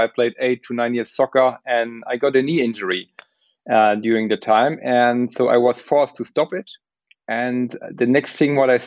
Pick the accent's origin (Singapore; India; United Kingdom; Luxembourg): Luxembourg; moved away as an adult; also born or lived in Munich, Germany; originally I'm coming from Luxembourg. I moved to Munich to make some civil engineering studies